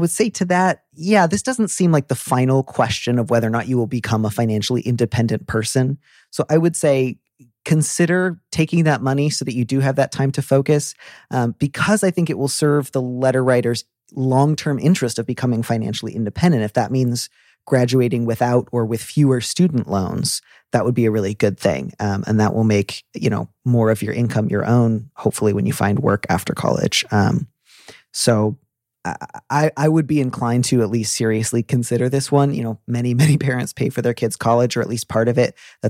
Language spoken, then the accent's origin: English; California, United States; also born or lived in Midwest; Yeah, a little bit Southern California and a little bit the Midwest.